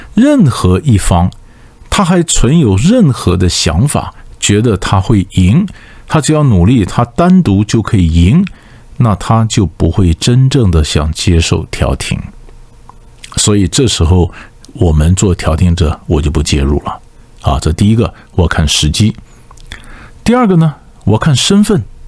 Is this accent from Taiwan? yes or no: yes; Taiwan; 我们台湾话